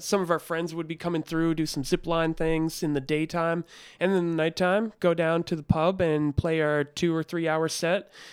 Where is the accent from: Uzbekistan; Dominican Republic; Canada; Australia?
Canada; Newfoundland and Labrador; now in Toronto, Canada; I was from Newfoundland